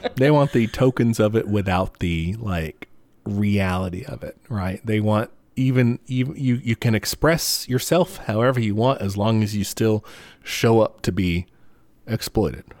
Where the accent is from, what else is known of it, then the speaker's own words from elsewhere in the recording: United States; as an American